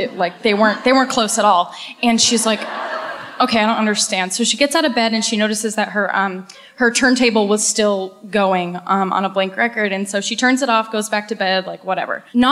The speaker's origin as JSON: {"language": "English", "town": "Cape Cod", "region": "Massachusetts", "country": "United States", "said": "I'm from good old Cape Cod."}